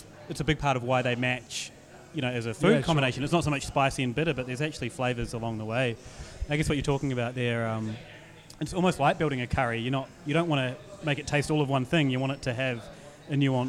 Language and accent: English; New Zealand; moved away as an adult; now in Australia; I'm from New Zealand and they can never understand me either, even though I've been here a decade.